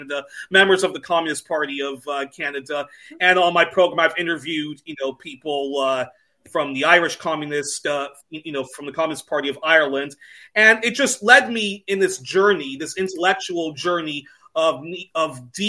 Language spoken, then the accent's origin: English; Belgium; growing up in Belgium